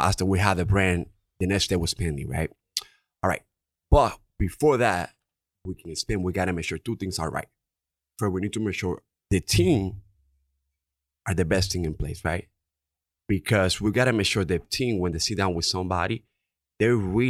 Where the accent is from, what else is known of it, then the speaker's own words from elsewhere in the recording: Dominican Republic; accent: Dominican; English is a second language; now in Connecticut, United States; English is my second language, right? Obviously, you can tell from my Dominican accent.